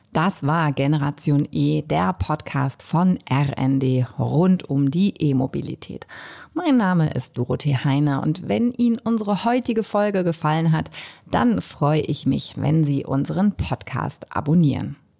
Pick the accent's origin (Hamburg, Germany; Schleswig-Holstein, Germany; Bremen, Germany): Hamburg, Germany; Ich bin ja auch Hamburgerin